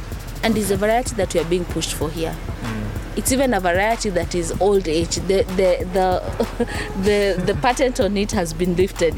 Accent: Kenya

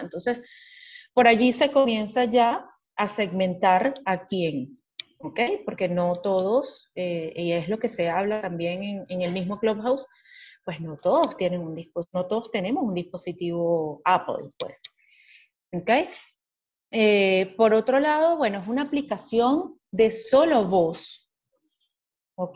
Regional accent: Venezuela; now in Miami, United States; como todo venezolano resiliente

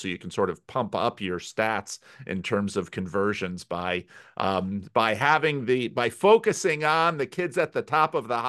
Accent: United States; I'm from America, after all. We do religion big here.

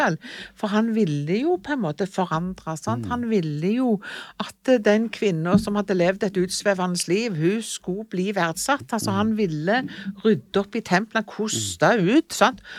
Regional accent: Jørpeland, Rogaland, Norway; also born or lived in Ålgård; Jeg var jo født og oppvokst på Jørpeland

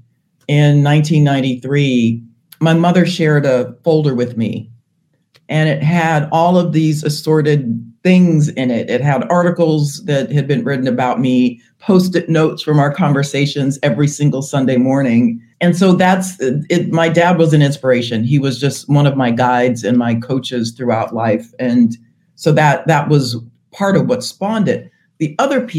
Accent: California, United States; I joined him at Google in my home state of California

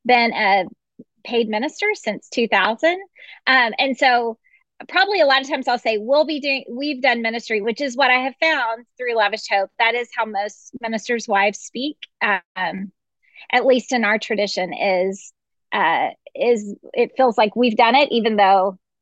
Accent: Dallas, Texas, United States; now in Lubbock, United States; I grew up in Dallas

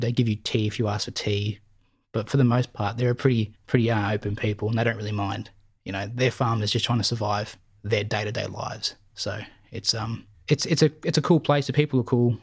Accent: Berwick, Victoria, Australia; I grew up in Victoria in Melbourne Southeast. I went to school here in Berwick

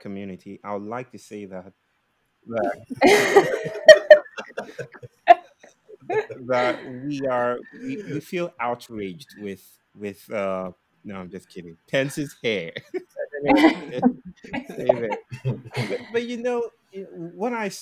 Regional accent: Nigeria; now in India; I'm a Nigerian. I'm a Nigerian living in India.

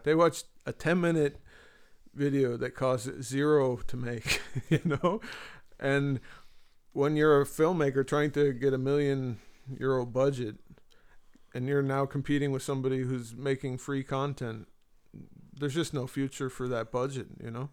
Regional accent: Marin, San Francisco Bay Area, California, United States; moved away as an adult; now in Galway, Ireland; I was raised in Marin

